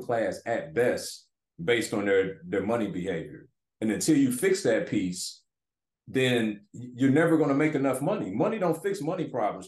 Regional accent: Detroit, Michigan, United States; moved away as an adult; Growing up in Detroit inner city

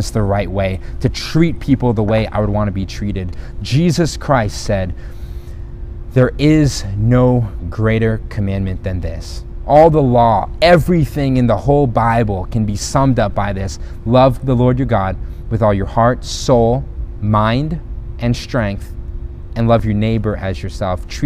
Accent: Philippines; also born or lived in South America; My parents were missionaries. I grew up in the Philippines, in South America.

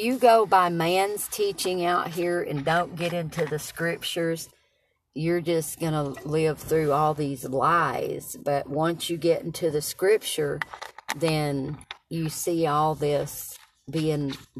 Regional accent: Knoxville, Tennessee, United States; I was born in Knoxville, Tennessee today. A few years ago.

